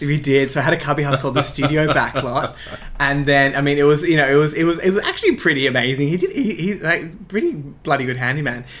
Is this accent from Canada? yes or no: no; Sydney, New South Wales, Australia; also born or lived in Croydon Park / North Strathfield; i grew up in ashfield in um, the inner west of sydney